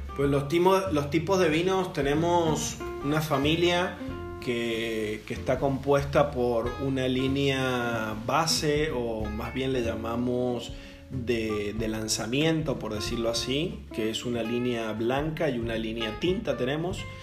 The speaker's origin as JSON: {"language": "Spanish", "region": "Mendoza", "country": "Argentina", "tie": "born or raised there", "also_born_or_lived": "Australia", "moved": "as an adult", "lives_now": "Baja California, Mexico", "said": "yo soy originario de Mendoza, Argentina"}